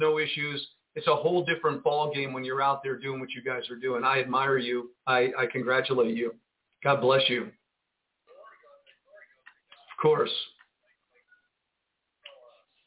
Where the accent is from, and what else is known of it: United States